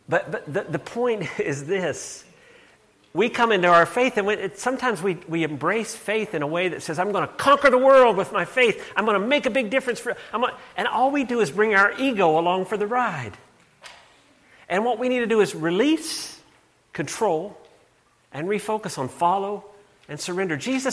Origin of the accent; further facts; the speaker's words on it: Canada; I'm Canadian too, which tempers this a bit